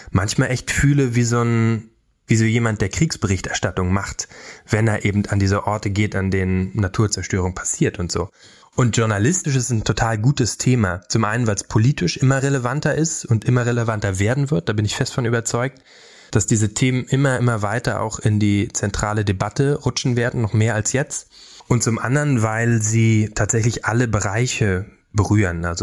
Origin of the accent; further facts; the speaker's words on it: Brandenburg, Germany; Ich bin in Brandenburg aufgewachsen, auf dem Dorf und fand früher so blauer Himmel, weit, du kannst gucken, so weit du willst